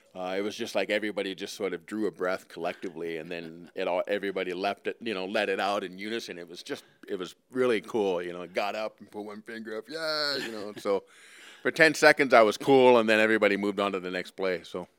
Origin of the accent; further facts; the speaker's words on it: Eastern Tennessee, United States; also born or lived in Ottawa, Canada; now in Edmonton, Canada; I lived in Eastern Tennessee, and I played all my football in the U S